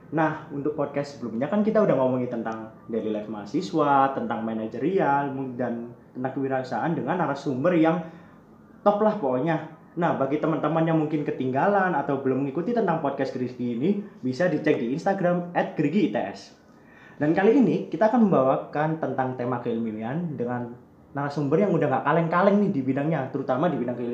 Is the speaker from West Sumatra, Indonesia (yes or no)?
no; Surabaya, East Java, Indonesia; aku asal dari Surabaya di jurusan kimia angkatan 2017